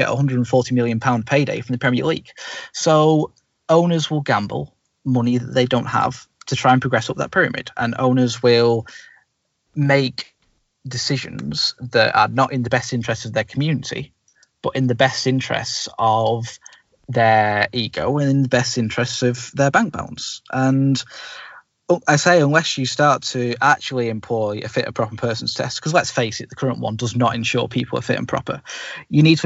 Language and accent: English; Bury, North West England, United Kingdom; my hometown football club